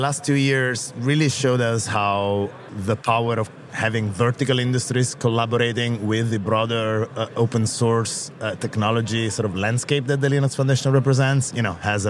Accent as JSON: {"language": "English", "country": "Italy", "tie": "born or raised there", "accent": "Italian", "said": "I grew up here in Europe. I'm Italian, as you can hear from my outrageous Italian accent."}